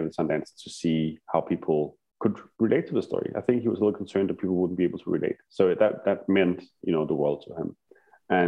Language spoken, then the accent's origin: English; Denmark; my little village in Denmark, my hometown.